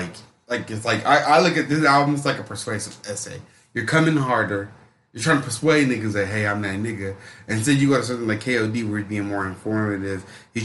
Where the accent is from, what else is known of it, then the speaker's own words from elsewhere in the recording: Georgia, United States; Because I grew up on …. Down there in Georgia